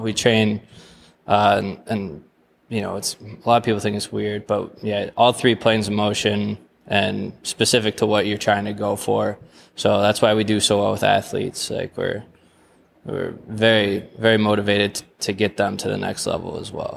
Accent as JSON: {"language": "English", "area": "Jackson County", "region": "Michigan", "country": "United States", "tie": "born or raised there", "said": "I'm from Jackson County."}